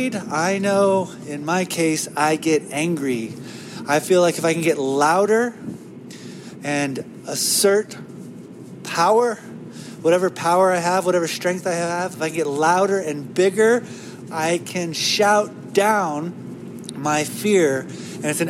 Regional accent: United States; as an American

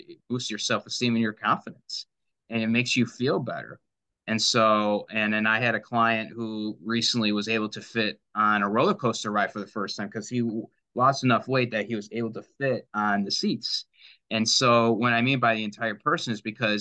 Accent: Livonia, Michigan, United States; I grew up in Livonia, so I'm very familiar with the area

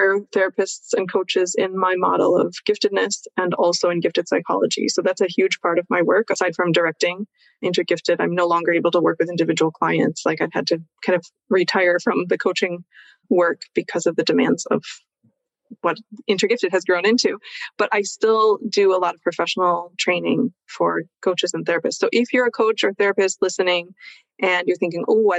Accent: United States; moved away as an adult; now in Switzerland; I grew up in America, so there is that background for me, but I've lived over here for a long time.

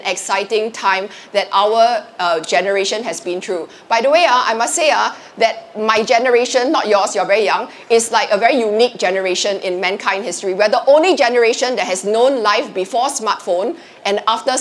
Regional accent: Singapore; I'm Singaporean

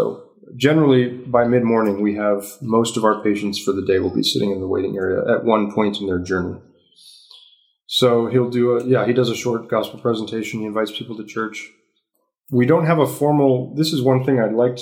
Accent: San Diego, California, United States; moved away as an adult; now in Uganda; I'm from San Diego

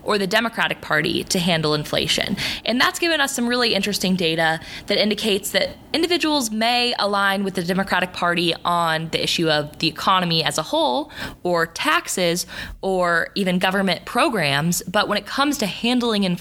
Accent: Kansas, United States; moved away as an adult; also born or lived in Missouri; now in Boston, United States; I was born in Missouri, raised in Kansas. I'm a Midwesterner at heart.

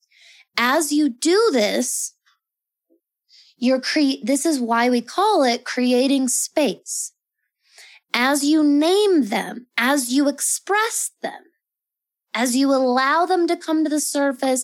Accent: Colorado, United States; I'm from Colorado in the Rocky Mountains

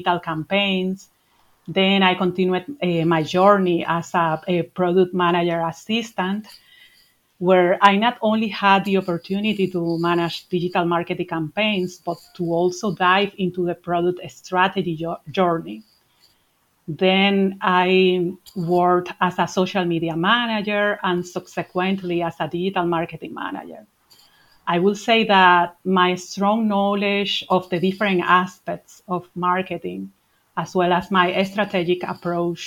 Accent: Dominican Republic; also born or lived in Madrid, Spain; now in Ireland; I'm originally from the Dominican Republic

